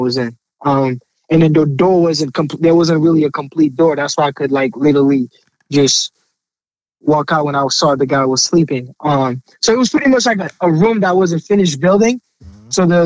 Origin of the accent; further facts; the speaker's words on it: Haiti; also born or lived in Port-au-Prince; now in United States; I'm from Haiti originally